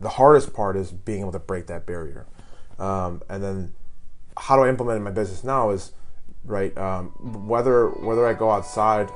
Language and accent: English; Illinois, United States; moved away; I'm I'm from Illinois originally.